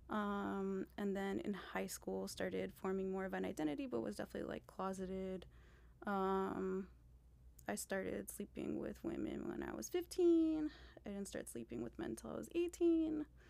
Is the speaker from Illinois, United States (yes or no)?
no; Miami, Florida, United States; I'm from Miami